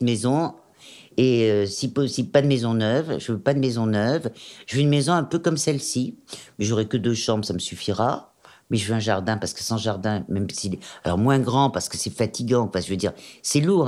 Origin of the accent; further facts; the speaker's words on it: Auvergne-Rhône-Alpes, France; born or raised there; also born or lived in Germany / Corsica (ancestry)